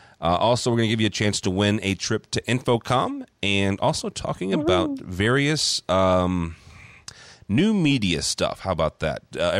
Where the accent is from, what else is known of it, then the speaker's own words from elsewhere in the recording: Midwest, United States; I only say that because I'm again from the Midwest, and everything in New York is your neck of the woods.